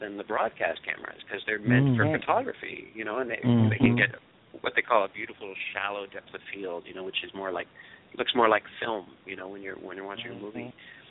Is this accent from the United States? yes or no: no; Canada; It's funny, I come from Canada, where the equivalent of PBS would be CBC, which is our national broadcaster.